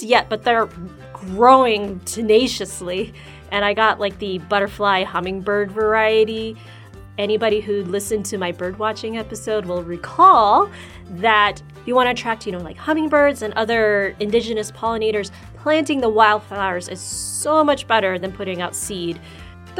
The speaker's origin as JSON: {"language": "English", "area": "East Valley", "region": "Arizona", "country": "United States", "tie": "born or raised there", "said": "I grew up in the East Valley"}